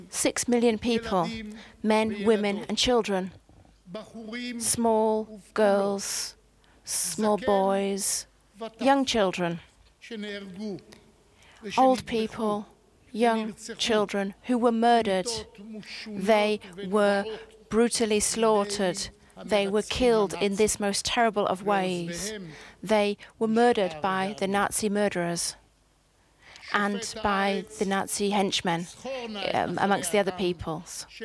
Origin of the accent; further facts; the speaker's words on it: Jerusalem, Jerusalem District, Israel; born there; I was born in Jerusalem in September